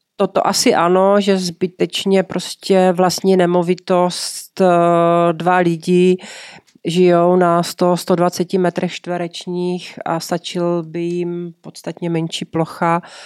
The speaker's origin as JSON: {"language": "Czech", "country": "Czechia", "said": "My jsme Češi"}